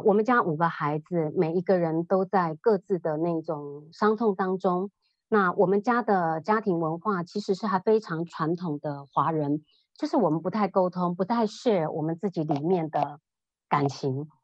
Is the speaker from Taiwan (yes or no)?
yes; Taiwan; moved away as an adult; 我是生长在台湾，那嗯。我爸爸妈妈他们以前是务农，然后从乡下到北部来，北部的 city 里头来。那我爸爸妈妈都是佛教徒，我妈妈，啊，是非常虔诚的佛教徒